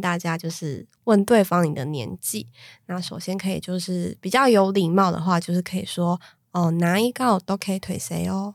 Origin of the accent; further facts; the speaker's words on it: Taiwan; 我们台湾人